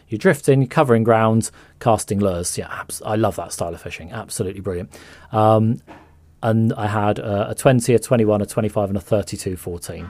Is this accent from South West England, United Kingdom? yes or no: yes; Somerset Levels, South West England, United Kingdom; growing up on the Somerset levels